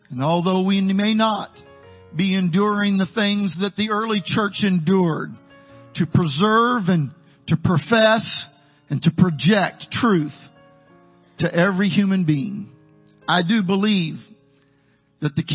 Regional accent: Midwest, United States; now in Texas, United States; Down in the valley, I'm a gringo from the Midwest. To all of you Texans, I'm a Yankee.

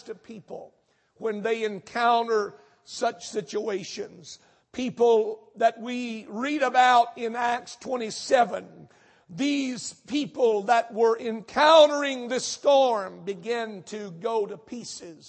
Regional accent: North Texas, United States; now in Houston, United States; I was raised in North Texas

